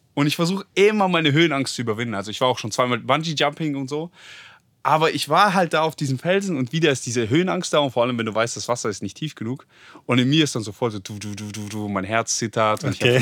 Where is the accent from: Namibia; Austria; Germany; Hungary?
Germany; wir Deutschen sind richtig finanziell